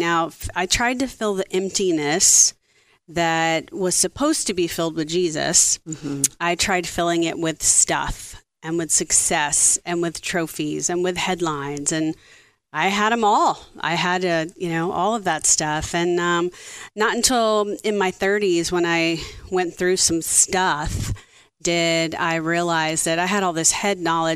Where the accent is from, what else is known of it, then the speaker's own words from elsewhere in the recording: South Louisiana, United States; I grew up in South Louisiana